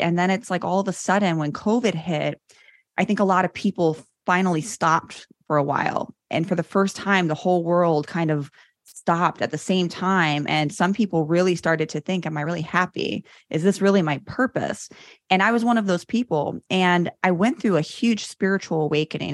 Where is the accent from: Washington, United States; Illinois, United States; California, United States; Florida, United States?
Illinois, United States; Chicago; I grew up in Chicago, born and raised